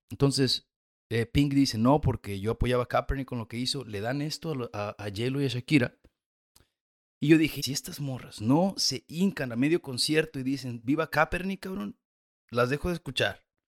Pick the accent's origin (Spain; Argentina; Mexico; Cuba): Mexico; moved away; also born or lived in United States / Chile; yo, venía de los Estados Unidos, aunque soy mexicano